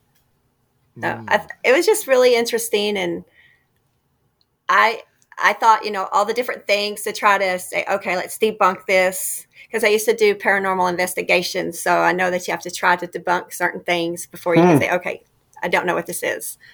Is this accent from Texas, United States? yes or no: yes; Amarillo, Texas, United States; I'm from Amarillo